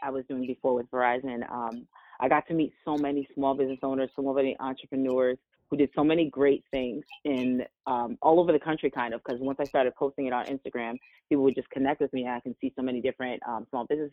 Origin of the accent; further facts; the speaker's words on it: New Jersey, United States; also born or lived in Washington, D.C.; I am from New Jersey, born and raised